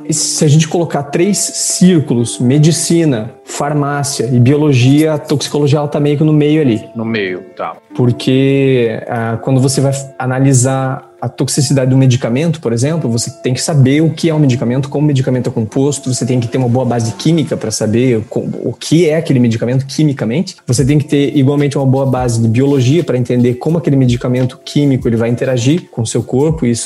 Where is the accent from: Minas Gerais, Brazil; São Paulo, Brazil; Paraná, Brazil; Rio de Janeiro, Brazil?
Paraná, Brazil; Curitiba; moved away as an adult; now in Paris, France; Eu sou, antes de mais nada, sou curitibano.